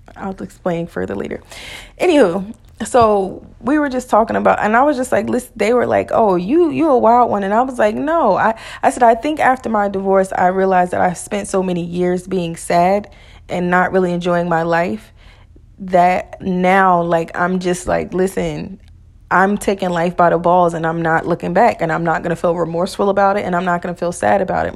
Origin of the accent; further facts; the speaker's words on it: New Jersey, United States; moved away; I'm from Jersey.